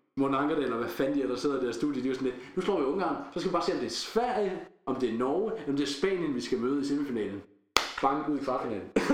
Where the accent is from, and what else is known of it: Denmark